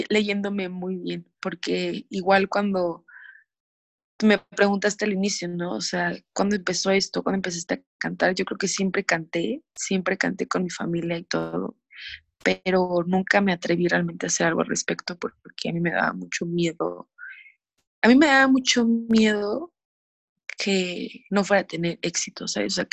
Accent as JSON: {"language": "Spanish", "country": "Mexico", "said": "hablando de México porque somos mexicanos y aquí vivimos"}